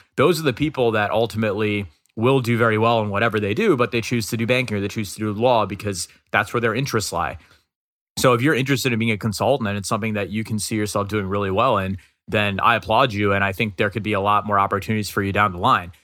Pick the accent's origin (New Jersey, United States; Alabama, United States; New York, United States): New York, United States; New York City; I'm from Queens. I'm from New York.